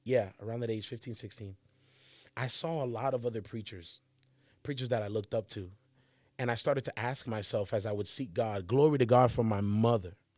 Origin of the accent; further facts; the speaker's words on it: Charlotte, North Carolina, United States; I'm from Charlotte, North Carolina is where I grew up